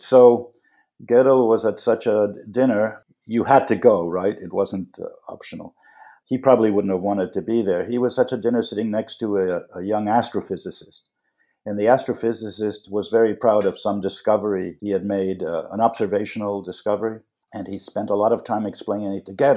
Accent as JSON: {"language": "English", "town": "New York City", "region": "New York", "country": "United States", "tie": "born or raised there", "said": "a kid growing up in Manhattan"}